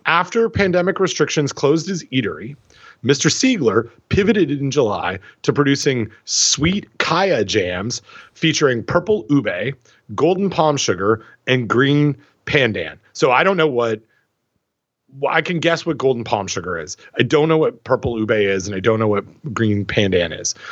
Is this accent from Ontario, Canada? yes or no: yes; Port Hope, Ontario, Canada; growing up in Port Hope